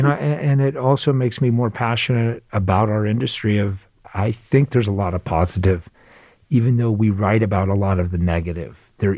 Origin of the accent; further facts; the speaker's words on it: Phoenix, Arizona, United States; So I grew up in Phoenix, Arizona.